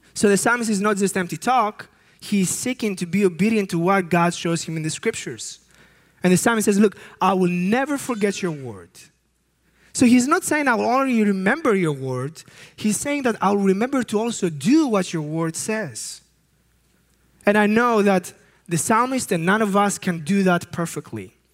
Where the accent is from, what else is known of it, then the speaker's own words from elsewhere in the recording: Greece; I come from Greece